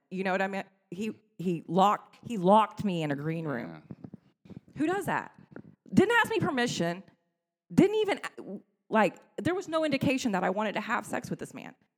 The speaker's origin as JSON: {"language": "English", "town": "Granbury", "region": "Texas", "country": "United States", "said": "I come from Granbury, pre internet era"}